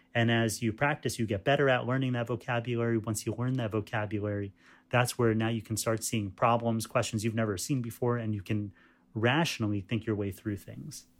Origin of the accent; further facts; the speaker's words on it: New York, United States; my parents came from India, um, and I was born in New York, um, as was my brother